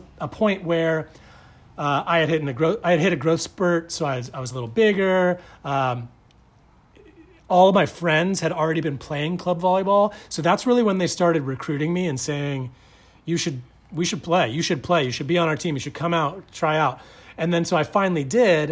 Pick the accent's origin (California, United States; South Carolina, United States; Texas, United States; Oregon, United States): California, United States; Manhattan Beach; growing up in Manhattan Beach